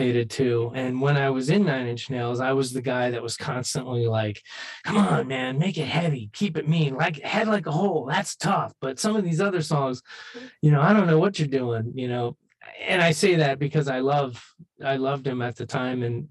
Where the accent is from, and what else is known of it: United States